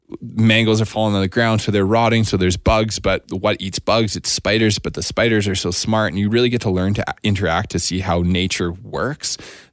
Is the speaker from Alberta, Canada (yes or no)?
yes; Alberta, Canada; I'm from Alberta.